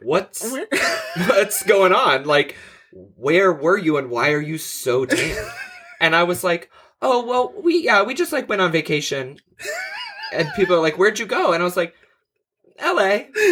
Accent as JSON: {"language": "English", "town": "Houston", "region": "Texas", "country": "United States", "said": "I'm from the Houston area"}